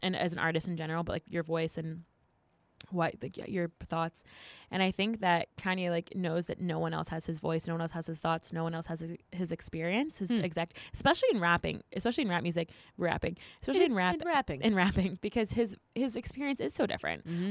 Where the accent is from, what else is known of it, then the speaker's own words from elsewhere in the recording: New Jersey, United States; I'm very Jersey